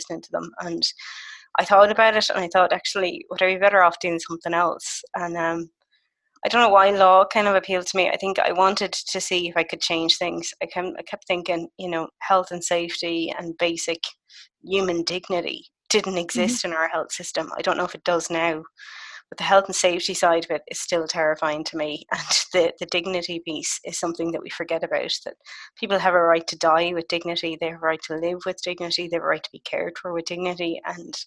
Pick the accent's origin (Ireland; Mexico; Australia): Ireland; Galway, Connacht; I spent my summer in my hometown of Galway